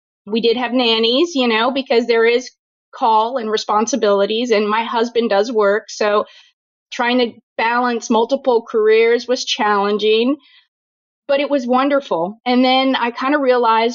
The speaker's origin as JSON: {"language": "English", "town": "New Orleans", "region": "Louisiana", "country": "United States", "tie": "born or raised there", "moved": "yes", "said": "I am born and raised in New Orleans, Louisiana, trained in the Deep South"}